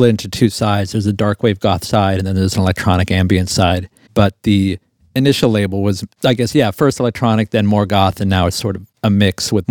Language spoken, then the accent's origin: English; Fort Lauderdale, Florida, United States; I was in Fort Lauderdale.